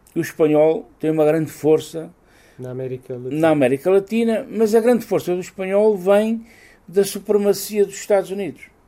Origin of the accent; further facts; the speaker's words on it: Castelo Rodrigo, Guarda, Portugal; eu sou de Castelo Rodrigo e o, o ministro dos Negócios Estrangeiros do Filipe II era o conde da minha aldeia